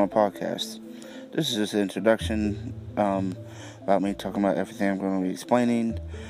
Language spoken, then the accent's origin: English; Charleston, West Virginia, United States; I am 21 years old. I am from Charleston, West Virginia area.